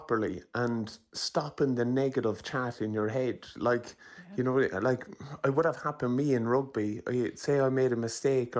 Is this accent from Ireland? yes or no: yes; Ireland; There's something brilliant about being Irish